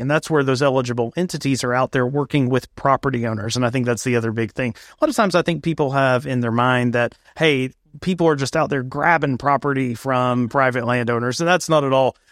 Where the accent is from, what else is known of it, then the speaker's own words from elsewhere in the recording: East Tennessee, United States; moved away as an adult; now in Greenville, United States; I'm from East Tennessee